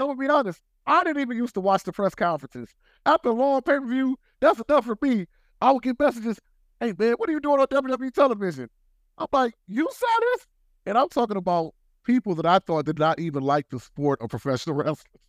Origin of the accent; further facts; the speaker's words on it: Detroit, Michigan, United States; I grew up in Detroit, Michigan